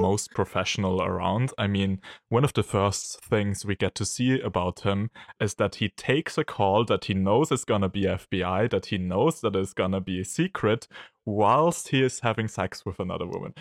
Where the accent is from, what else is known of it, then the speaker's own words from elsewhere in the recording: Austria; from Austria